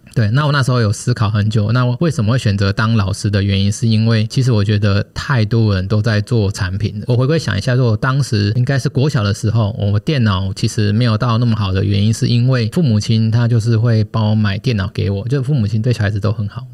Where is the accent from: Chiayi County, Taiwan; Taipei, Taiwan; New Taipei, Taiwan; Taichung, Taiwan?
Taichung, Taiwan; 因为我台中人，然后离彰化又算蛮近的，然后又有亲戚